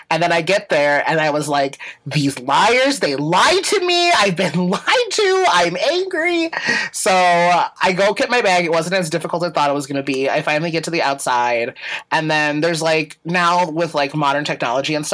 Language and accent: English; Chicago, Illinois, United States; I'm in Albany Park.